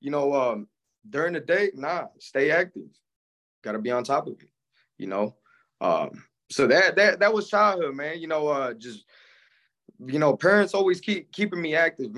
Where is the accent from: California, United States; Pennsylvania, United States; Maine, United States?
California, United States; Palmdale; also born or lived in San Fernando, California; I was born in San Fernando, California. Up to 5 years old, I moved out to Palmdale, California. Basically, man, grew up in Palmdale, California, basically my whole life